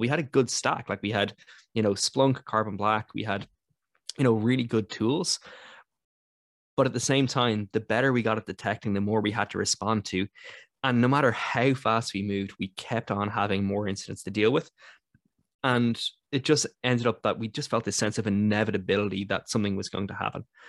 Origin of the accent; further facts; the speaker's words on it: Ireland; as an Irish person